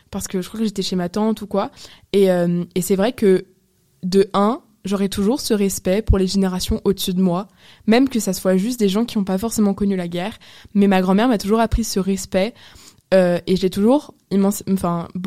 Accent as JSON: {"language": "French", "region": "Apulia", "country": "Italy", "said": "je viens des Pouilles, donc vraiment du talon de la botte"}